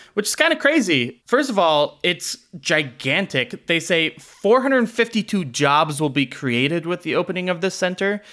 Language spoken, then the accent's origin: English; Salt Lake City, Utah, United States; as a eleven-year-old growing up in Salt Lake.